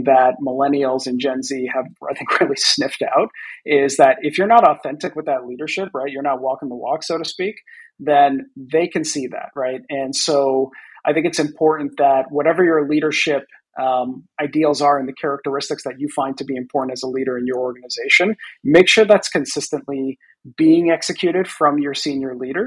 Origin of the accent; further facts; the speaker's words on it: Boston, Massachusetts, United States; I grew up in the Boston area